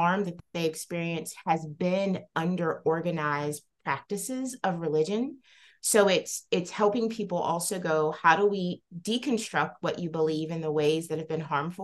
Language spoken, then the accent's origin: English; the South, United States; I grew up in the South as a young Black woman